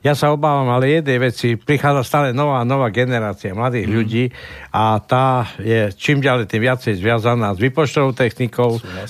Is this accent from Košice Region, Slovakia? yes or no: yes; Košice, Košice Region, Slovakia; keď ja som sa narodil v Košiciach, Košice boli malé mesto